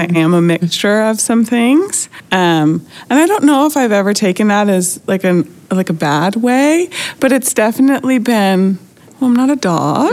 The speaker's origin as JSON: {"language": "English", "town": "Buffalo", "region": "New York", "country": "United States", "moved": "yes", "lives_now": "Flagstaff, United States", "said": "I live in Flagstaff, Arizona, but I'm originally from Buffalo, New York."}